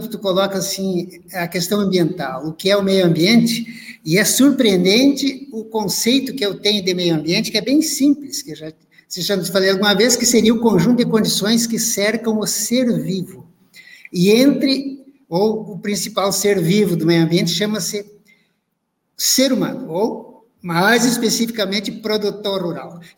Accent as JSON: {"language": "Portuguese", "country": "Brazil", "said": "claro que a gente é brasileiro"}